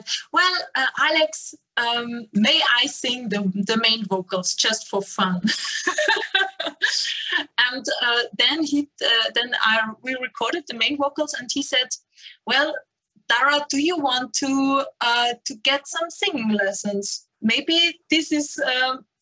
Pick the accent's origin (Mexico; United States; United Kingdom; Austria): Austria; Burgenland; now in Linz, Austria; I am actually based in Linz, but I was born in Burgenland. Close to the Hungarian border